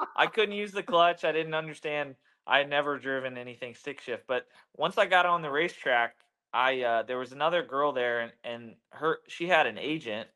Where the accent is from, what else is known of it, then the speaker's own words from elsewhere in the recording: Charlotte, North Carolina, United States; I grew up in Charlotte